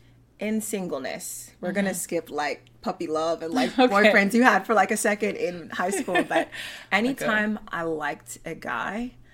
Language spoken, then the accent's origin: English; Virginia, United States; I grew up in Virginia, yeah. So that is a very predominantly Caucasian area.